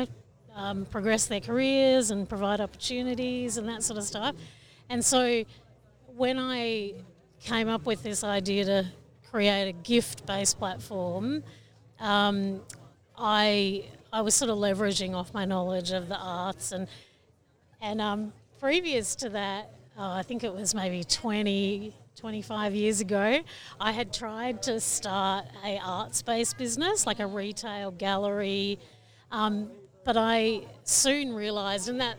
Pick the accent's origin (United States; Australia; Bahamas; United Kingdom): Australia; Victoria; I live in Victoria. I was born in Victoria and live on Jarjarong country, which is pretty much all gold fields country